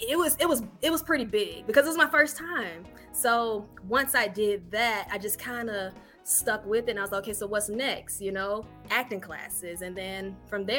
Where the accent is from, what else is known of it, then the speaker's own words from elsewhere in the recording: Daytona Beach, Florida, United States; moved away as an adult; also born or lived in Jacksonville, Florida; now in Atlanta, United States; I'm from Florida, Daytona Beach, Florida